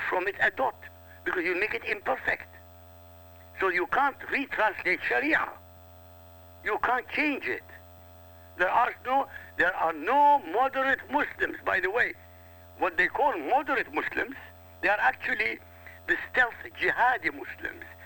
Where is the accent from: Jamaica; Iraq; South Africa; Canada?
Iraq; first language Arabic; English is a second language; now in United States; Arabic is my mother tongue. I come from Iraq